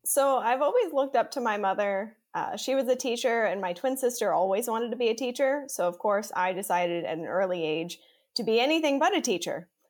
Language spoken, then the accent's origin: English; Pennsylvania, United States; I grew up in Pennsylvania